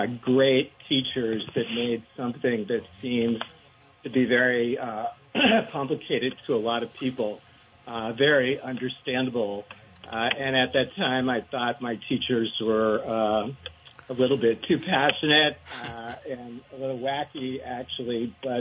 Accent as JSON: {"language": "English", "town": "Rutland", "region": "Vermont", "country": "United States", "tie": "born or raised there", "also_born_or_lived": "Madison, Wisconsin / Asia", "moved": "as an adult", "said": "growing up in Vermont, it's a big part of our economy."}